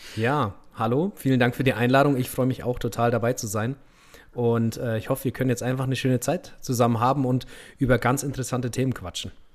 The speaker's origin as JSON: {"language": "German", "area": "Middle Franconia", "region": "Bavaria", "country": "Germany", "accent": "rolled R (Franconian)", "said": "Ich komme so aus Mittelfranken"}